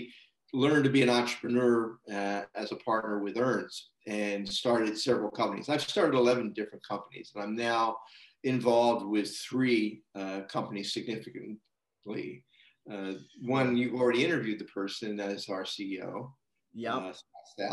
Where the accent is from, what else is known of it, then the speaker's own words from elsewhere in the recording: United States; moved away as an adult; also born or lived in United Kingdom / Canada; born and raised in the United States